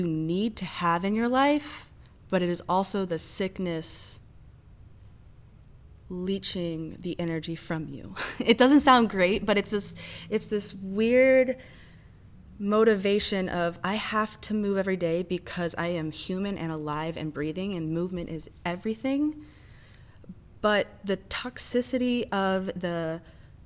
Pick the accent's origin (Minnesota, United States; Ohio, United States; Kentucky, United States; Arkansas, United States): Ohio, United States; moved away as an adult; now in St. Louis, United States; I'm originally from Ohio